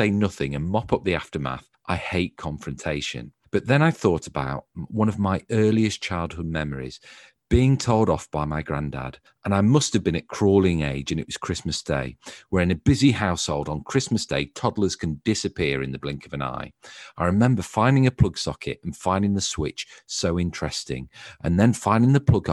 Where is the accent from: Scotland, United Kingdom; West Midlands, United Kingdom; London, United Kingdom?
West Midlands, United Kingdom; Stafford; I'm from the North End, and I went to Graham Balfour